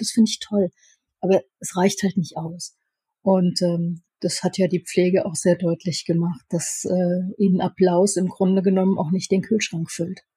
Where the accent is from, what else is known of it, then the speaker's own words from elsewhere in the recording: Upper Franconia, Bavaria, Germany; bei uns in Oberfranken